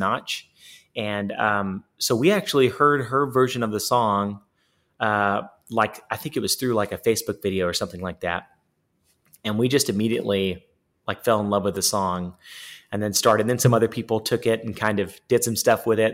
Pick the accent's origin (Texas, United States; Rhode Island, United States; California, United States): Texas, United States; East; also born or lived in Baytown, Texas / Nashville, Tennessee; we grew up in East Texas